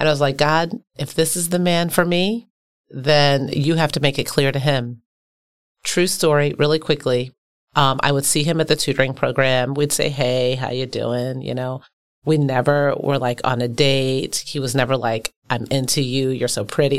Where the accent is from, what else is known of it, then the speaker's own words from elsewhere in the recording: Baltimore, Maryland, United States; now in Milwaukee, United States; I'm from a working class community in Baltimore